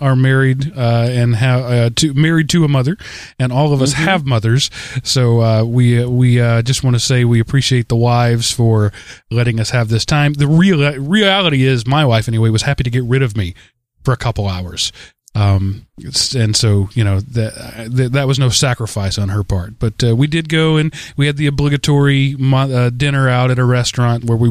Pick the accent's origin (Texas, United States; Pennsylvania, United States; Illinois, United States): Texas, United States; I'm a Texan